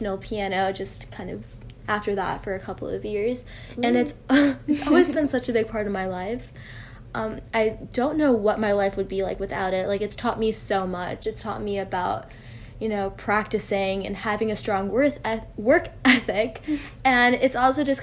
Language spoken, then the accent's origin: English; United States; I've always been connected to my culture, but also kind of removed in a way since I have been growing up in the US